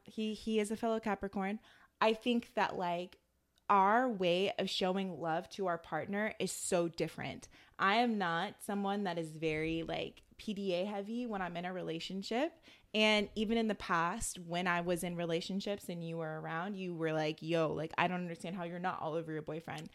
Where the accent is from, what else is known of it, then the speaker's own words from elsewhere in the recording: Atlanta, Georgia, United States; I'm still from Atlanta